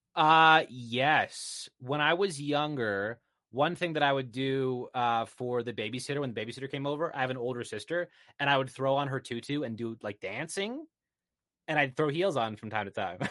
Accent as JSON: {"language": "English", "country": "Canada", "said": "I'm Canadian"}